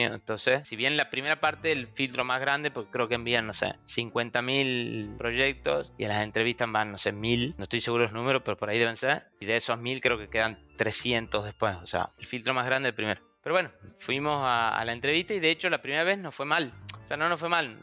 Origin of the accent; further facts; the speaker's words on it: Tucumán, Argentina; now in Buenos Aires, Argentina; soy de Tucumán, que es una provincia que queda al norte de la Argentina